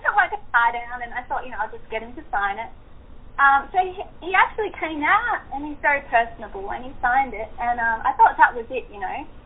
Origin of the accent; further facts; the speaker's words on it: Seattle, Washington, United States; moved away; I'm originally from Seattle